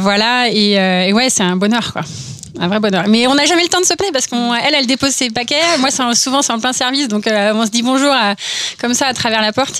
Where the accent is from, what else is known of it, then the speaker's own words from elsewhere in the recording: Orsay, Île-de-France, France; je viens d'Orsay, donc de la vallée chevreuse, et euh, là-bas, c'est un peu conditionné, en fait, puisque tu grandis entre le CNRS, l'INRA, Polytechnique